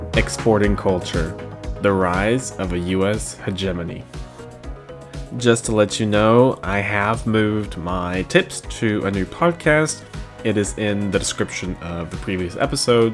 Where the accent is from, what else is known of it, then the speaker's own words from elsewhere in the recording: United States; I am from the U S and I am American by birth and by culture